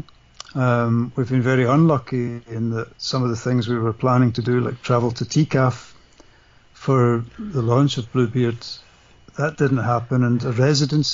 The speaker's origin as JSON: {"language": "English", "region": "Scotland", "country": "United Kingdom", "tie": "born or raised there", "said": "I'm Scottish and I grew up in the 70s."}